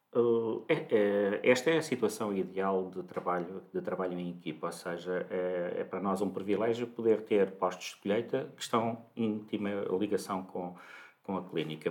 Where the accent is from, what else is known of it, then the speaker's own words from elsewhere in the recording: Santarém, Santarém District, Portugal; moved away as an adult; now in Lisbon, Portugal; eu nasci em Santarém